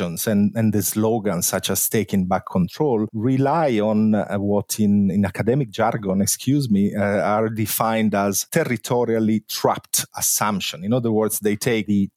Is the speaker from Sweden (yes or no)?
no; Italy; now in London, United Kingdom; I'm from Italy